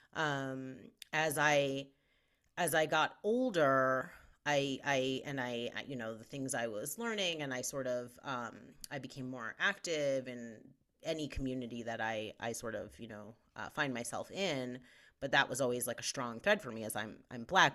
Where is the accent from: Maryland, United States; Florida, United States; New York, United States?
New York, United States; Westchester County, outside New York City, United States; now in Denver, United States; I grew up outside of New York City